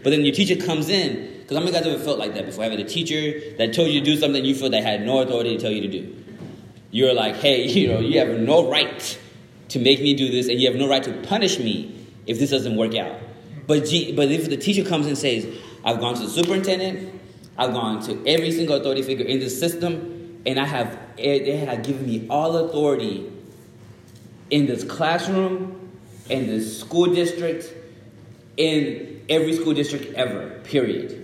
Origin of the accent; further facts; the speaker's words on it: Dallas, Texas, United States; English is a second language; also born or lived in Zimbabwe; I was born in Zimbabwe, moved to America when I was like seven years old. Grew up in, then from there I was in Dallas, and I was like a little ghetto kid in Dallas